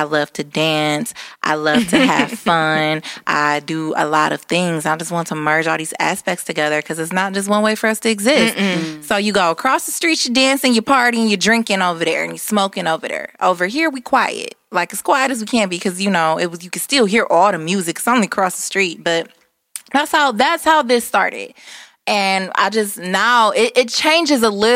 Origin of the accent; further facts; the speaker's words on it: Detroit, Michigan, United States; we are from the East Side